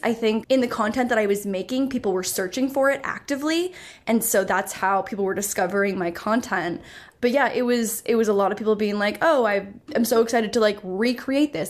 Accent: Canada; also born or lived in Toronto; I'm Canadian, so I was in Toronto for university

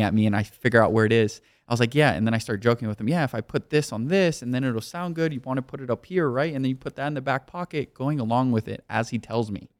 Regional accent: Miami, Florida, United States; moved away as an adult; also born or lived in New York; now in Los Angeles, United States; I was born and raised in Miami, Florida, spent the first eighteen years of my life there

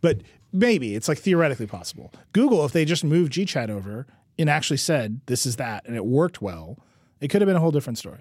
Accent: Mount Pleasant, Wisconsin, United States; moved away; Mount Pleasant, my hometown

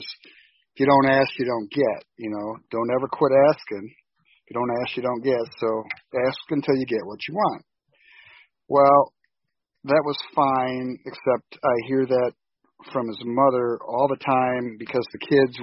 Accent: Grand Haven, Michigan, United States; also born or lived in Indianapolis, Indiana / Muncie, Indiana / Grosse Pointe Park, Michigan; I was born in Grand Haven, Michigan, as was Jared. I'm 62 years old, and I've lived here most of my life.

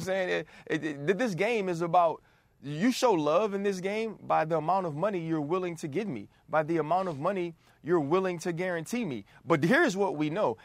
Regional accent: New Orleans, Louisiana, United States; I'm from New Orleans

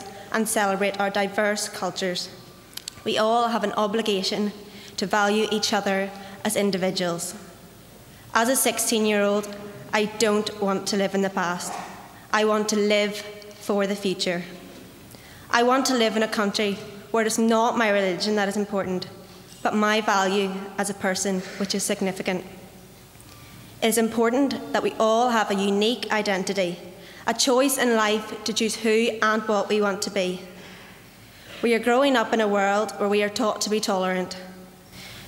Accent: Belfast, Northern Ireland, United Kingdom; I'm 16 years old and I'm from Belfast

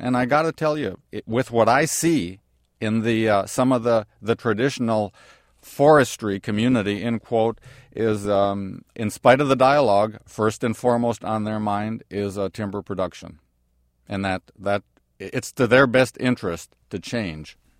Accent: Wisconsin, United States; my home state, of uh, Wisconsin

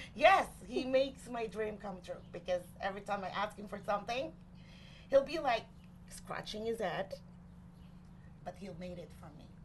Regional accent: Angono, Calabarzon, Philippines; moved away; I was born and raised in the Philippines. And the town where I grew up is Angono Rizal

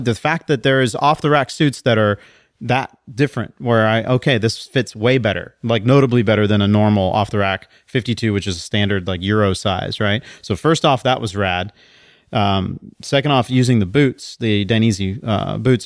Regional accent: College Station, Texas, United States; I'm from College Station

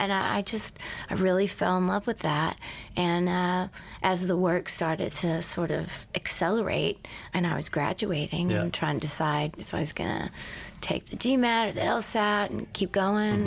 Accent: Houston, Texas, United States; I was born in Houston

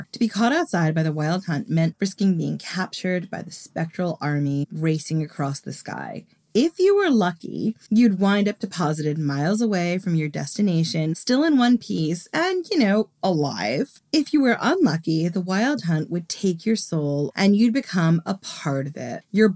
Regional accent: Long Island, New York, United States; I grew up on Long Island

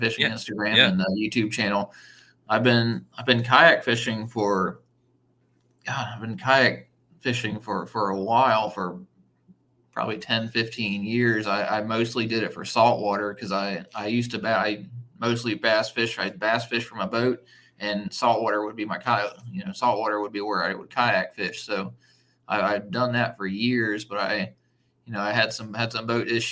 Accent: Columbia, South Carolina, United States; I grew up in Columbia. I spent, you know, 18 years of my life in Columbia

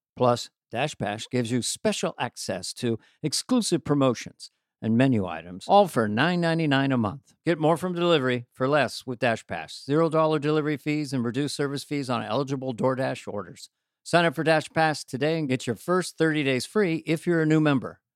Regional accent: Missoula, Montana, United States; Missoula, Montana

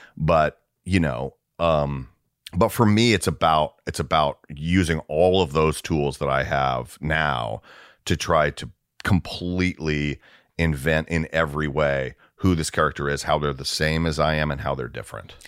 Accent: Atlanta, Georgia, United States; moved away as an adult; also born or lived in Dallas / Minneapolis; now in Los Angeles, United States; I grew up in Atlanta, so that was my ho, I mean, I was born, raised, w, through high school.

